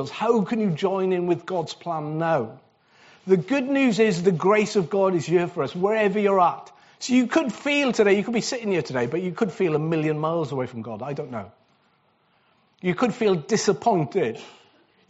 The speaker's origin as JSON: {"language": "English", "region": "Wales", "country": "United Kingdom", "said": "I'm Welsh"}